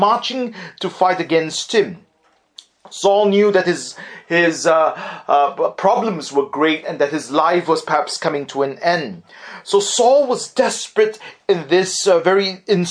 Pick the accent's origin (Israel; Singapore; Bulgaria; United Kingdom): Singapore; I was growing up in Singapore